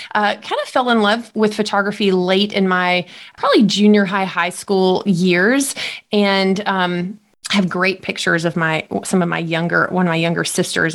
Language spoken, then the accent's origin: English; Jackson, Mississippi, United States; I was born in Mississippi, uh, raised here my entire life, and and most of my life raised just outside of Jackson